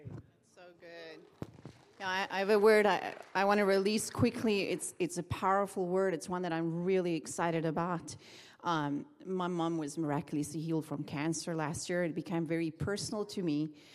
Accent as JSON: {"language": "English", "country": "South Africa", "moved": "as an adult", "lives_now": "Redding, United States", "said": "I'm from South Africa"}